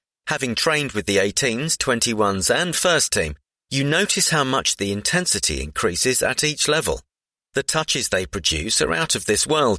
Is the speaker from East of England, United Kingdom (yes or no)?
yes; Southend-on-Sea, East of England, United Kingdom; Firstly, I'm an Essex boy born and bred. I was born in Southend Hospital and I've lived in the area my whole life.